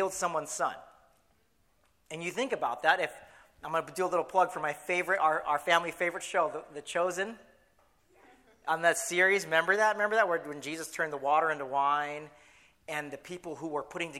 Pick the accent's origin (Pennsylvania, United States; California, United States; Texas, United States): California, United States; San Clemente; moved away as an adult; Actually, I left San Clemente in 1998 to go to college